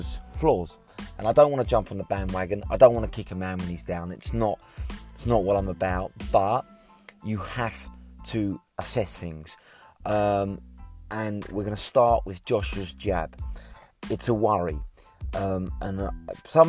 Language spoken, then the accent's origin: English; United Kingdom; as a Brit